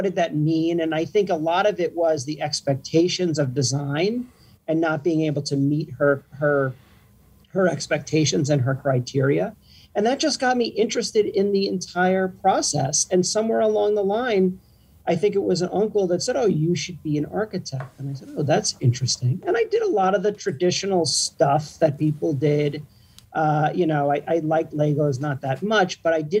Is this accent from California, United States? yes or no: no; New Jersey, United States; living in the suburbs where I grew up in New Jersey